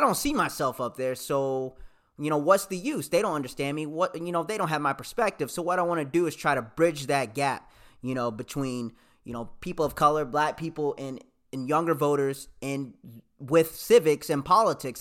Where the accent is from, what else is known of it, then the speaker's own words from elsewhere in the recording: the South, United States; also born or lived in Michigan; I'm from the South.